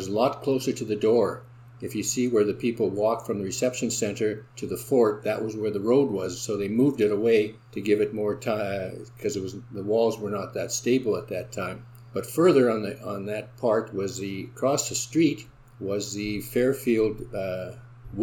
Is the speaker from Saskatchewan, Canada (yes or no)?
no; Selkirk, Manitoba, Canada; also born or lived in Winnipeg, Canada; now in St. Andrews, Canada; I was born and raised in Selkirk